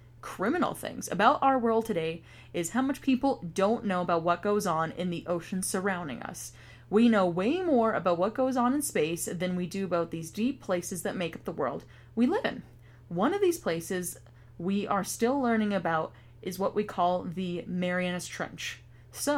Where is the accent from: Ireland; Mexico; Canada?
Canada; I'm not Southern. I'm just Canadian.